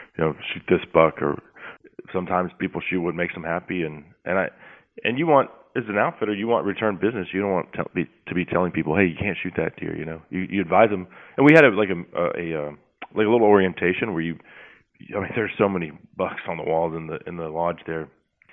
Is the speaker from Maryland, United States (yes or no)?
no; Texas, United States; I'm obviously from Texas